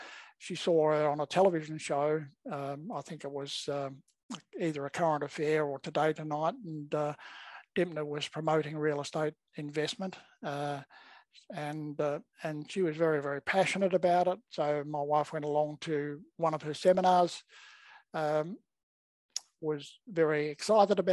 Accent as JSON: {"language": "English", "town": "Perth", "region": "Western Australia", "country": "Australia", "also_born_or_lived": "Melbourne, Victoria / Eltham, Victoria", "moved": "yes", "lives_now": "Gold Coast, Australia", "said": "I'm originally from Perth"}